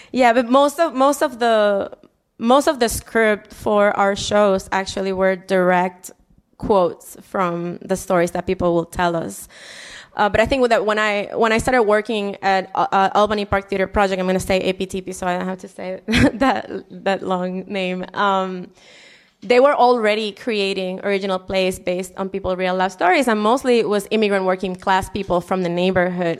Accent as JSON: {"language": "English", "town": "Humacao", "country": "Puerto Rico", "tie": "born or raised there", "moved": "as an adult", "lives_now": "Chicago, United States", "said": "I am from, um, a neighborhood in the east coast of Puerto Rico, a town called Humacao. Um, I grew up in this mountain that overlooks the sea."}